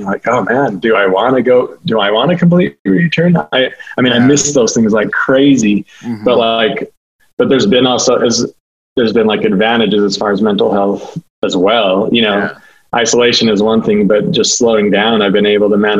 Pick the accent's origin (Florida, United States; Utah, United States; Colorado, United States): Utah, United States; Taylorsville; Born and raised in Taylorsville, Utah